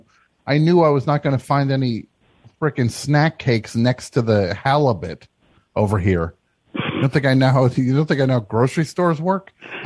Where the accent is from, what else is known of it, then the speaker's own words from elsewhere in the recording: Canada; I'm more Canadian than you are, Simon.